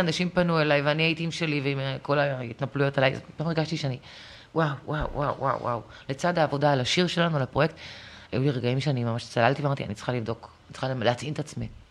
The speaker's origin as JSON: {"language": "Hebrew", "town": "Acre", "region": "Northern District", "country": "Israel", "tie": "born or raised there", "said": "גם אנחנו העכואים, אני נולדתי שם"}